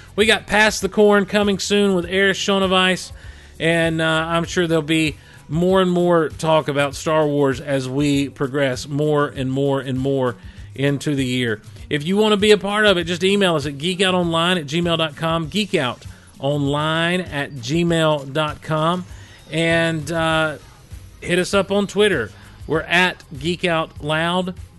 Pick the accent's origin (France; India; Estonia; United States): United States; the South, Southern United States; accent: Southern; I've never been ashamed of my Southern accent.